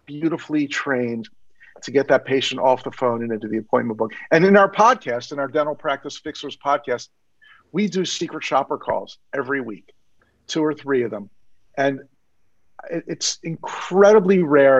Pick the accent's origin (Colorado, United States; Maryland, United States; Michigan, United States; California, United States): Maryland, United States; Maryland, I'm from Maryland